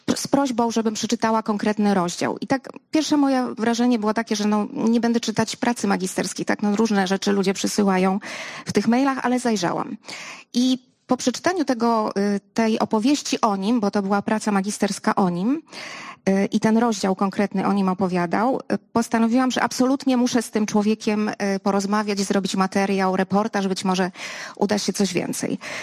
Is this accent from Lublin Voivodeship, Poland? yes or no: yes; Lublin, Lublin Voivodeship, Poland; ja jestem z Lublina.